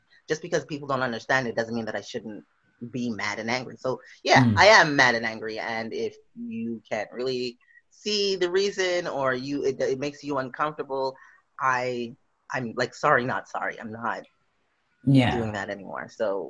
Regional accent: Western Canada, Canada; No, but where are you from? Canada. Yeah. But where are you from? Western Canada?

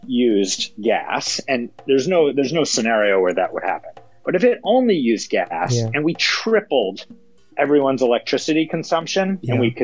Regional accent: United States; me as an American

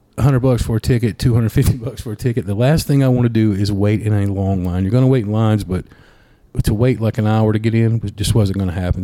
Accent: Ashford, Alabama, United States; moved away as an adult; also born or lived in Auburn, Alabama; I'm from Ashford, but I, I, went you know lived in Auburn for a little bit

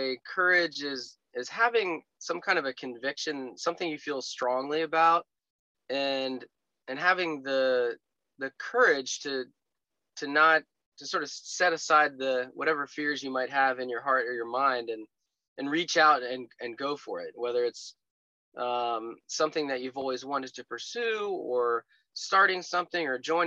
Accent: outside of Philadelphia, Pennsylvania, United States; moved away as an adult; also born or lived in Chicago / Bethlehem, Pennsylvania; now in Northern Virginia, United States; where I grew up outside of Philadelphia

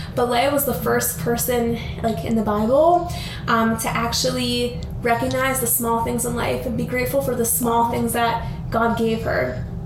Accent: Albany, New York, United States; We're originally from Albany, New York, which is upstate New York

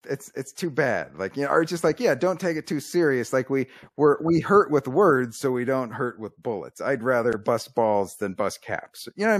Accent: Arizona, United States; I'm from Arizona

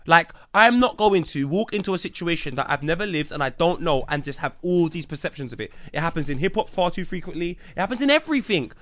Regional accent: England, United Kingdom; me being English.

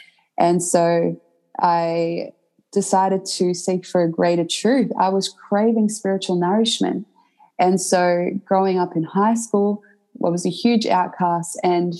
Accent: Croatia; now in Australia; And essentially when I moved to Australia, because I came from Croatia, my grandparents raised me, and they were zealous and very dedicated Catholics.

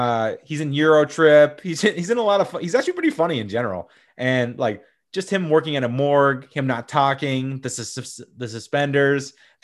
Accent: Columbia, South Carolina, United States; He is from my hometown of Columbia, South Carolina.

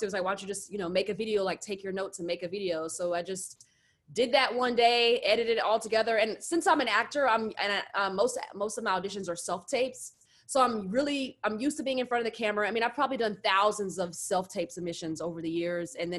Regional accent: the South, United States; I'm from the South.

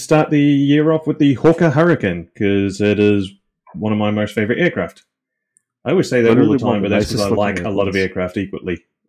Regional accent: New Zealand; So you got me … from New Zealand, not Australia. Fucking New Zealand.

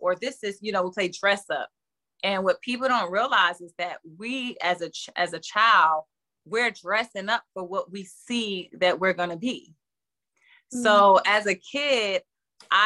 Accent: Newark, New Jersey, United States; I come from Newark, New Jersey, and it's the hood. And so growing up, my family kind of protected me a little bit from the hood. So I was allowed to only sit on my porch.

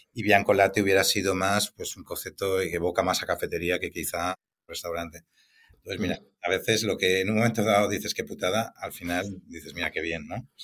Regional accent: Valencia, Valencian Community, Spain; also born or lived in Barcelona; estaba desplazado en Barcelona y la forma de, volver a Valencia

